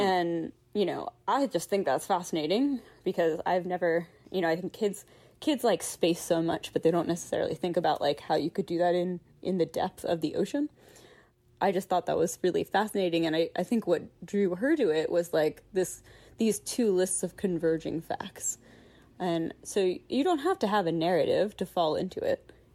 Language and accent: English; Philadelphia, Pennsylvania, United States; I'm from Philadelphia.